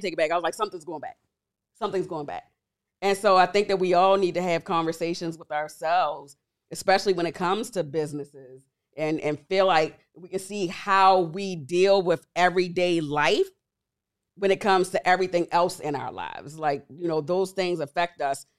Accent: Baltimore, Maryland, United States; moved away; coming from Baltimore, Baltimore itself has such a stigma around it, but growing up in it

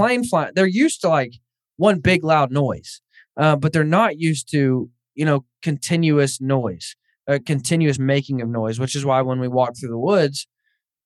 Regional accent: Northwest Arkansas, United States; moved away as an adult; now in Kansas, United States; I grew up in Northwest Arkansas where there's some decent bear hunting

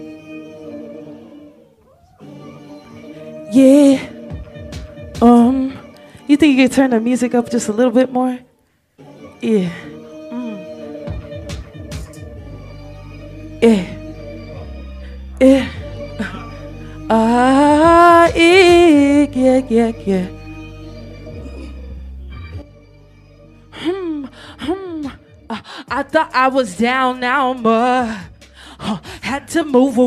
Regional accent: Torrance, California, United States; I was born in Torrance, California

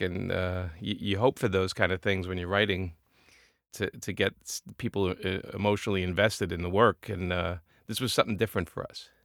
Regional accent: New York, United States; being a New Yorker

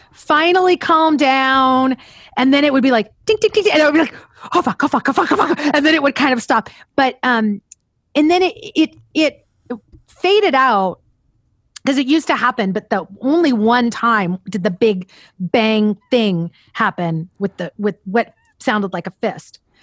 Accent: Central Valley of California, United States; also born or lived in Pasadena, California; now in Los Angeles, United States; I was born in Pasadena, California. And when I was about four, both my parents are teachers and uh, they got jobs uh, in the Central Valley of California

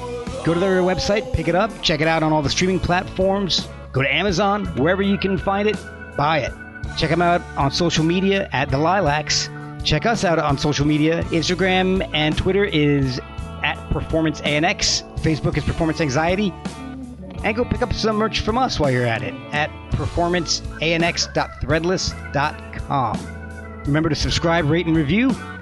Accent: New Jersey, United States; moved away as an adult; also born or lived in Texas / Virginia; I was born in Texas, moved to New Jersey, Virginia, back to New Jersey. And then I was in New Jersey from about fourth grade until I left for college.

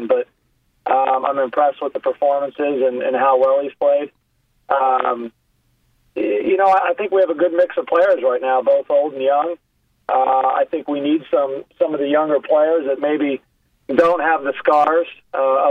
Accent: Eastern Pennsylvania, United States; moved away as an adult; also born or lived in Pittsburgh, Pennsylvania / Arizona; now in Jacksonville, United States; we lived in Pittsburgh until I was about 7 years old, and then we moved back to Eastern PA. So I lived a lot closer to Philly from the age of seven and older.

